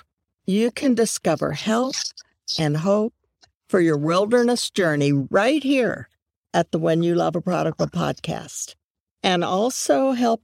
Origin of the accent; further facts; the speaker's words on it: Dallas, Texas, United States; my hometown of Dallas